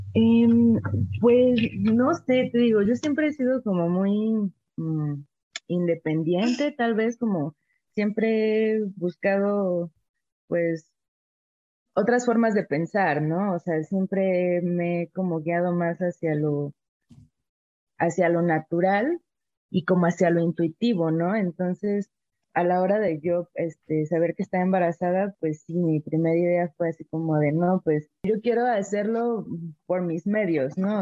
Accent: Veracruz, Mexico; also born or lived in La Paz, Baja California Sur; now in Mexico City, Mexico; actualmente vivo en la Ciudad de México, pero pues yo soy originaria de Veracruz

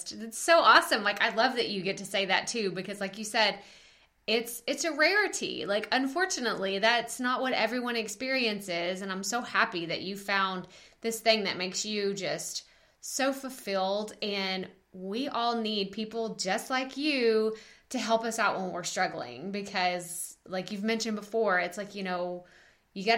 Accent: Texas, United States; accent: strong Texas twang; my strong Texas twang

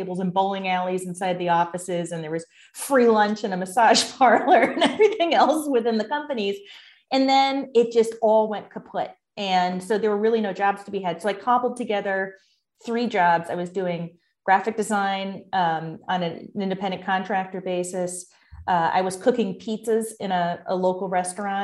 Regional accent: Bristol, Connecticut, United States; moved away as an adult; also born or lived in Boston; I grew up in Bristol, Connecticut, which was when I, at the time I was growing up, it was a factory town

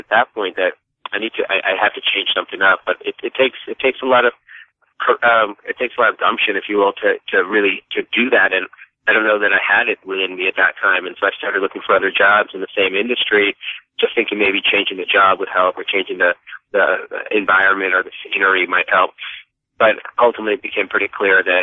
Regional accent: Dallas, Texas, United States; moved away as an adult; also born or lived in North Carolina / New York City; I was born and raised in Dallas, Texas

